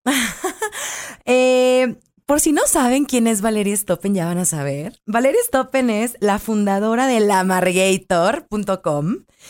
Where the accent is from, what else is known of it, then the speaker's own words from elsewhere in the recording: Culiacán, Sinaloa, Mexico; somos de Culiacán, muy pochos